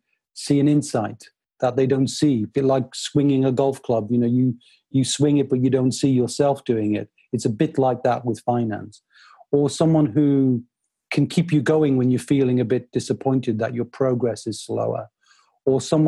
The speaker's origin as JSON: {"language": "English", "town": "Newcastle upon Tyne", "region": "North East England", "country": "United Kingdom", "tie": "born or raised there", "said": "I'm a Northeasterner. I grew up in Newcastle."}